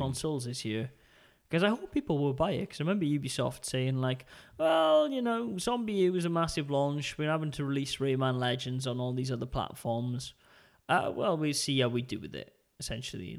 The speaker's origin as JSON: {"language": "English", "town": "Port Talbot", "region": "Wales", "country": "United Kingdom", "tie": "born or raised there", "said": "my hometown of Port Talbot."}